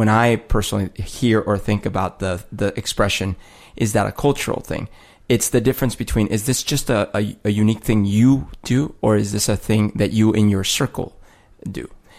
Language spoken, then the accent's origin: English; United States; So again, like I'm from the United States. My parents are from the United States.